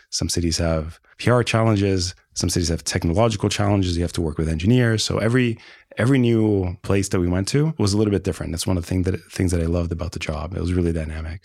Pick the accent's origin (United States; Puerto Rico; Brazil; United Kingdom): Brazil; moved away; I spoke the language. I was born in Brazil.